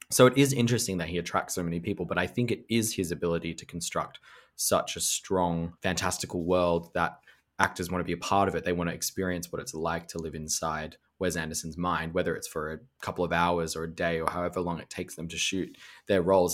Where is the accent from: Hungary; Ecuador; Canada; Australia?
Australia; Melbourne, Victoria; my hometown of Melbourne